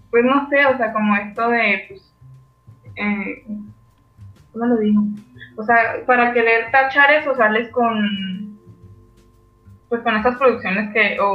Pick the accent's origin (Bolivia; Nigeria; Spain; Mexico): Mexico; nosotros, como mexicanos en el extranjero